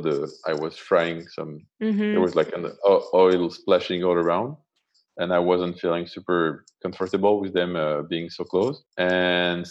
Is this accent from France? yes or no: yes; France; I was raised in France